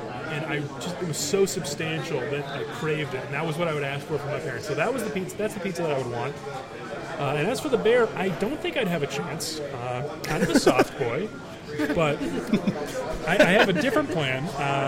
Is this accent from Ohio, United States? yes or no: yes; Columbus, Ohio, United States; moved away as an adult; also born or lived in Washington, D.C.; now in Colorado, United States; my house where I grew up in Columbus, Ohio